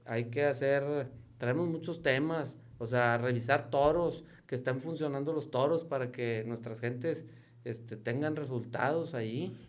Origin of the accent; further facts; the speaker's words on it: Nuevo León, Mexico; Somos mexicanos, yo 100% mexicano me arraigo, pero soy neoleonés y queremos ver a nuestra tierra prosperar